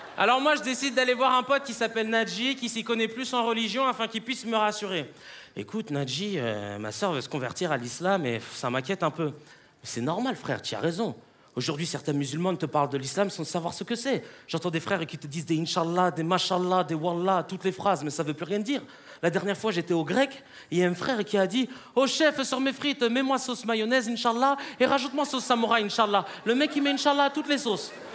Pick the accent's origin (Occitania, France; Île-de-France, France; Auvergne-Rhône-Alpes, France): Île-de-France, France; Paris; je suis né à Paris, mes parents viennent de l'île Maurice